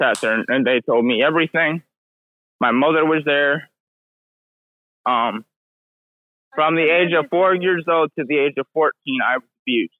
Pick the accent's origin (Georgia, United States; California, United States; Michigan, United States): Michigan, United States; also born or lived in Belmont, Texas; I was born in Belmont, Texas, but I was raised in Michigan.